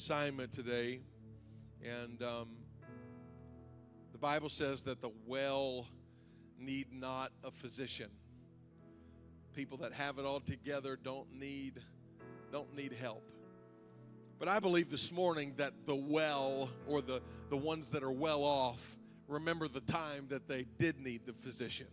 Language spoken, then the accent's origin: English; Zanesville, Ohio, United States; we're from Zanesville